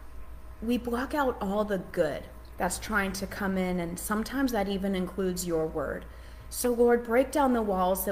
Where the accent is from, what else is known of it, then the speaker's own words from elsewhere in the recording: Massachusetts, United States; now in Charlotte, United States; I'm from Charlotte. We live in Charlotte. I'm from Massachusetts. So I'm here now